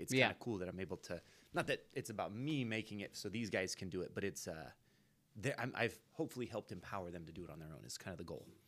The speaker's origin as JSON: {"language": "English", "town": "Antioch", "region": "California", "country": "United States", "tie": "born or raised there", "moved": "as an adult", "lives_now": "Livermore, United States", "said": "where I grew up in Antioch"}